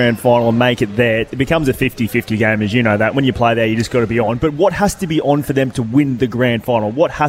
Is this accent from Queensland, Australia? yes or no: yes; Queensland, Australia; Even growing up in Queensland, I used to watch West Coast play.